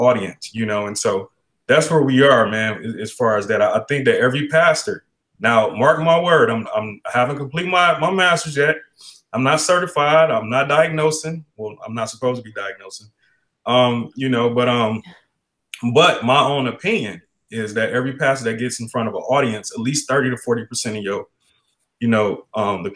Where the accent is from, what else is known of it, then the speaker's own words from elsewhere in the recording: Detroit, Michigan, United States; now in Arizona, United States; I'm from Detroit, Michigan.